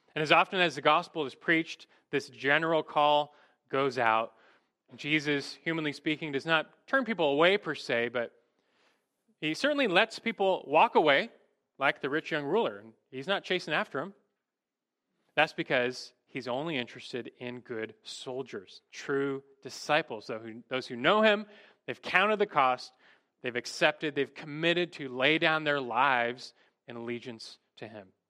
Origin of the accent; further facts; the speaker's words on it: United States; as American Christians